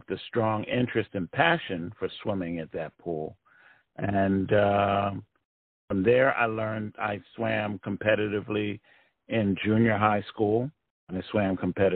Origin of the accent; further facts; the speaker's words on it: Philadelphia, Pennsylvania, United States; I was born and raised in Philadelphia